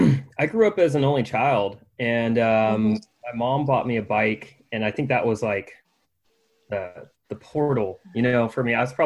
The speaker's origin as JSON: {"language": "English", "town": "Houston", "region": "Texas", "country": "United States", "tie": "born or raised there", "also_born_or_lived": "Austin, Texas", "said": "we were living somewhere a little bit outside of Houston. I grew up in Houston, Texas. And there, you know, kind of a smaller suburban community"}